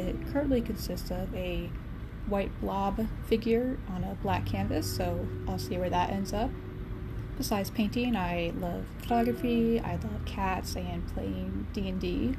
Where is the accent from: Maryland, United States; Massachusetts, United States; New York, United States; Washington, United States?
Massachusetts, United States; I'm from Massachusetts.